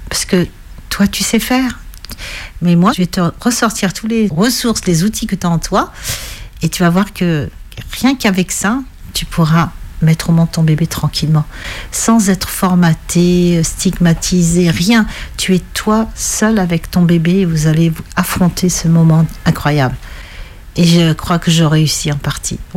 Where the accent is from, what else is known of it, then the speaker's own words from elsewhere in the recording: Algeria; now in France; J'ai tout perdu quand j'ai quitté l'Algérie et quand j'ai divorcé, j'ai l'impression d'avoir tout perdu.